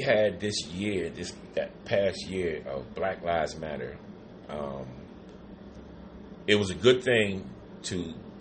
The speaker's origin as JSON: {"language": "English", "region": "New York", "country": "United States", "moved": "yes", "said": "I'm from New York"}